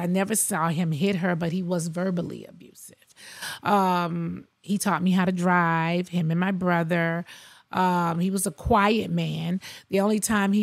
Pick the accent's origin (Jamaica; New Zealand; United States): United States; Athens, Georgia; born or raised there; also born or lived in Queens, New York City